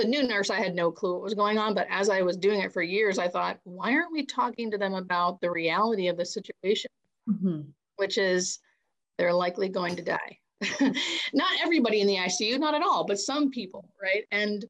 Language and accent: English; Erie, Pennsylvania, United States; moved away; also born or lived in Baltimore; I grew up on the Canadian border in Pennsylvania.